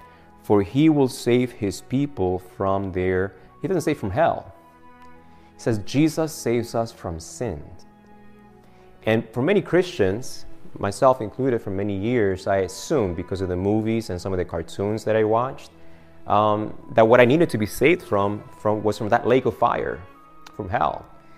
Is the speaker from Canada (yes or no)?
no; Argentina; English is a second language; I am from Argentina originally.